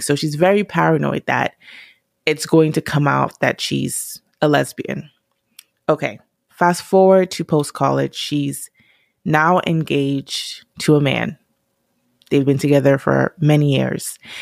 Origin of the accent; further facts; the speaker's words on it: Nigeria; I'm Nigerian